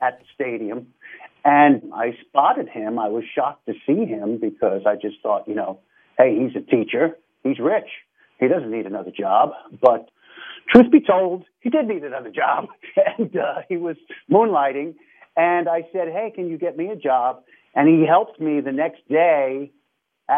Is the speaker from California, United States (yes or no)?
no; New York City, New York, United States; moved away as an adult; now in Los Angeles, United States; I was born near Featherbed Lane, Shakespeare Avenue, over, I guess it's the West Bronx, Southwest Bronx